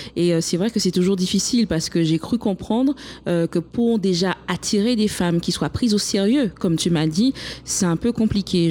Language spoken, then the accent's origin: French; Guadeloupe; chez moi en Guadeloupe, on a aussi beaucoup de préjugés concernant les femmes même si nous sommes un territoire, euh, un département français, mais nous sommes quand même des Caribéens